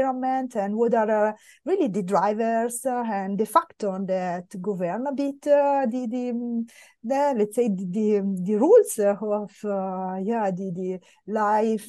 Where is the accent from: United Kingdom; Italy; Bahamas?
Italy; Milan, Lombardy; moved away as an adult; also born or lived in France / Oslo, Norway / Austria; I grew up in Milano